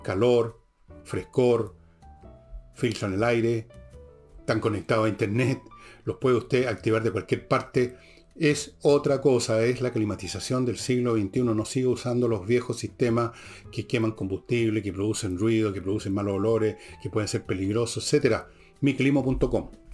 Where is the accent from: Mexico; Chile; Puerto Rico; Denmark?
Chile; Soy chileno